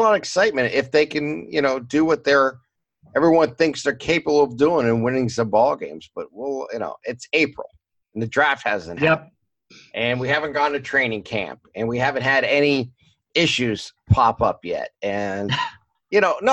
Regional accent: Boardman, Ohio, United States; I grew up in Boardman

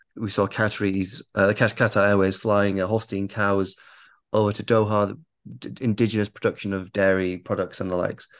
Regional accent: United Kingdom; I am raised in the West. I am I'm British

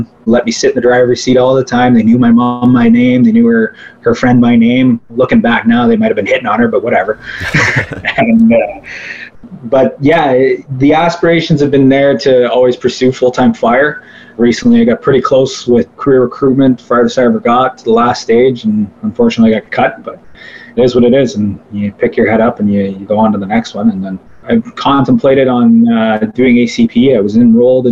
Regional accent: South Bruce Peninsula, Ontario, Canada; also born or lived in Owen Sound; my hometown of South Bruce Peninsula

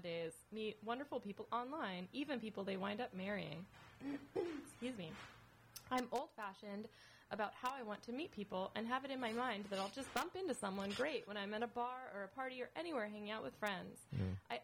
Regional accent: Northern California, United States; I'm from Northern California, as it's referred to, NorCal

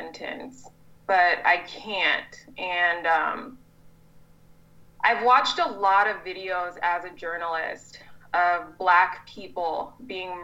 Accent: California, United States; moved away as an adult; now in Madison, United States; I grew up in California

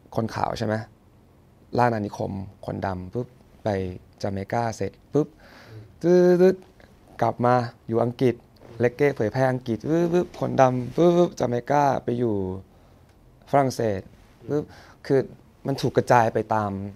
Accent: Sri Racha, Chonburi, Thailand; born or raised there; moved away as an adult

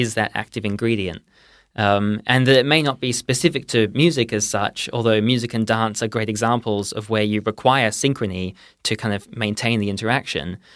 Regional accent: Perth, Western Australia, Australia; moved away as an adult; now in Oxford, United Kingdom; I am originally from Perth

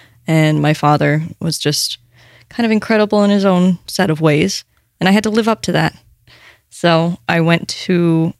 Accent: New York City, New York, United States; also born or lived in New Jersey / Connecticut; I was born on the Upper East Side over the FDR Drive. And I was shuffled about the tri-state area for a period of time.

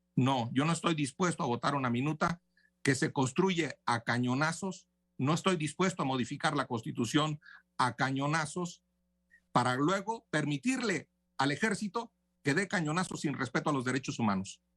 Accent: Tamaulipas, Mexico; mi tierra, a Tamaulipas

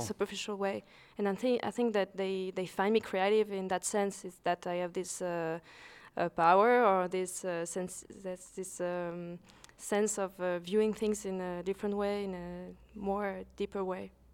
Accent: Lausanne, Vaud, Switzerland; I'm a Swiss-based photographer. I was born in Lausanne, Switzerland.

